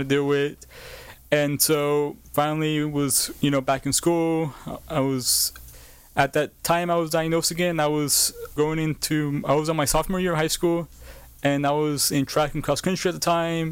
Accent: Bakersfield, California, United States; I was born and raised in Bakersfield, California

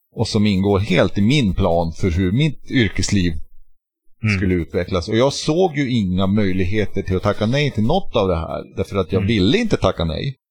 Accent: Norrbotten County, Sweden; jag är från Norrbotten

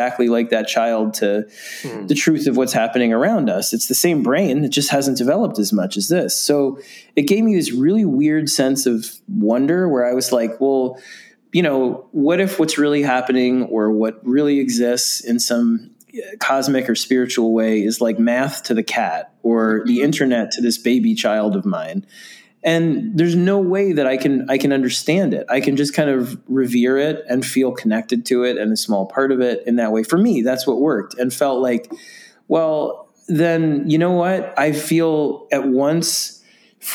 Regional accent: New York City, New York, United States; I grew up in New York City

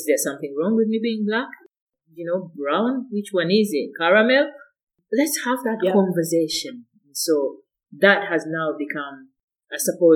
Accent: Uganda; now in Scotland, United Kingdom

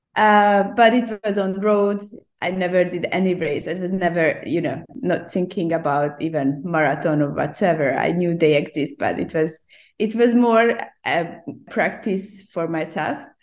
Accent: Hungary; English is a second language; now in Hong Kong; originally, I'm from Hungary.

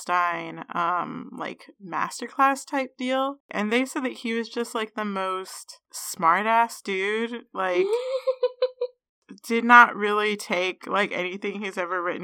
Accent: Ohio, United States; I'm sitting from Ohio.

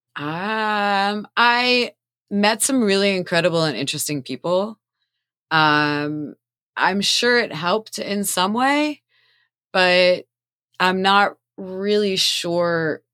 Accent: Doylestown, Pennsylvania, United States; now in Philadelphia, United States; I grew up in Doylestown, Pennsylvania.

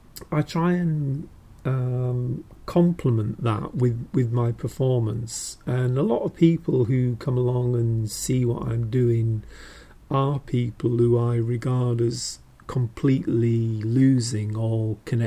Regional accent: Yorkshire and the Humber, United Kingdom; I'm from near, you know, I'm from Yorkshire.

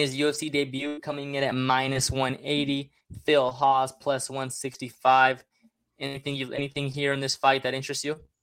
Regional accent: Mexico; all my people in my home country, Mexico

